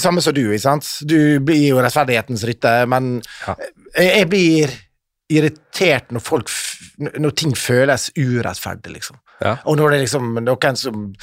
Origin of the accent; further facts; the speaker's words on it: Ålesund, Møre og Romsdal, Norway; vi vokste opp i Ålesund